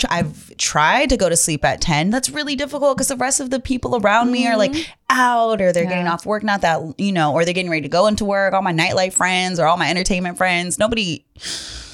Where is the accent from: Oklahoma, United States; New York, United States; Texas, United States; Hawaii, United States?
Hawaii, United States; I'm Hawaiian.